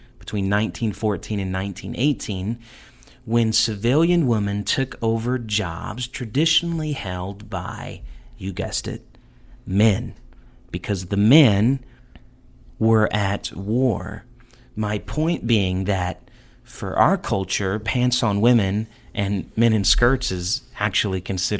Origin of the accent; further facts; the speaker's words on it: the North, United States; I grew up in the North, so I didn't hear that a lot.